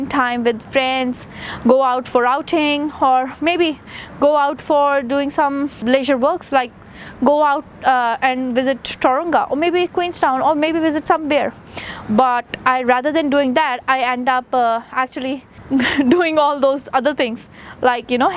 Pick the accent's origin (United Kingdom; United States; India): India; moved away as an adult; I am an Indian, came to a new country